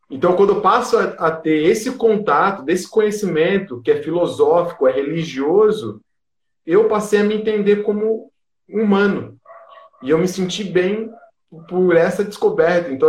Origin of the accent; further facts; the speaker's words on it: periphery of São Paulo state, Brazil; eu venho da periferia do estado de São Paulo